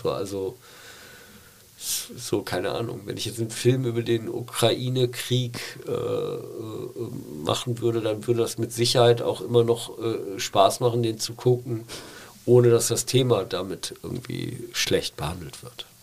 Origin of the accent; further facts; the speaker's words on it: Rhineland, Germany; ich bin ja Rheinländer